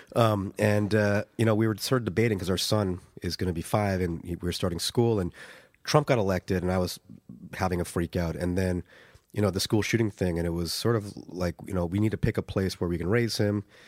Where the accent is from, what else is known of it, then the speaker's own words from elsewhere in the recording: United States; moved away as an adult; now in Dublin, Ireland; my former country. I'm now an Irish citizen, or so will be soon